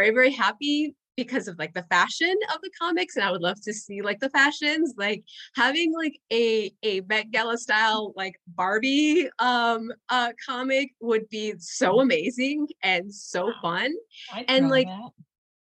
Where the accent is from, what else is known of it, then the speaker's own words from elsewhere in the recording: Puerto Rico; first language Spanish; English is a second language; moved away; also born or lived in Indiana, United States; I grew up in a bilingual household, and we had lived in Puerto Rico before living in Indiana, and then we moved back to Puerto Rico. And so English as a child was not my first language